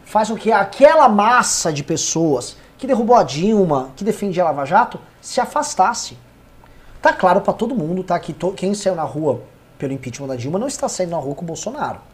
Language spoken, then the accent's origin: Portuguese; São Paulo, Brazil; como paulistano